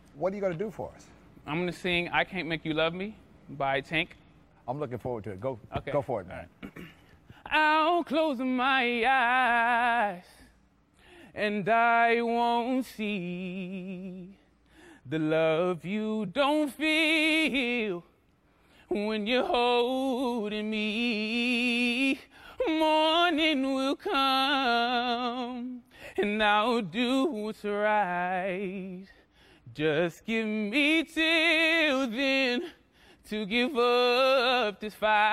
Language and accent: English; Fontana, California, United States; I'm from Southern California, Fontana